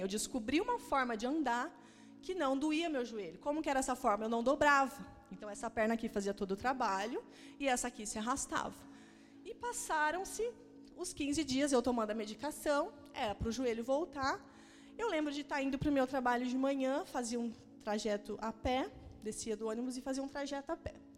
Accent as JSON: {"language": "Portuguese", "town": "Maringá", "region": "Paraná", "country": "Brazil", "lives_now": "Curitiba, Brazil", "said": "Eu sou do interior do Paraná, sou de Maringá"}